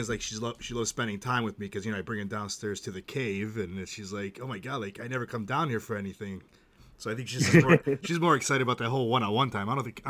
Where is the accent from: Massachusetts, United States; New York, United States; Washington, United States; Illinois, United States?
Massachusetts, United States; we're around the same age, so like I grew up with like the same stuff as you, and yeah, like I'm from Massachusetts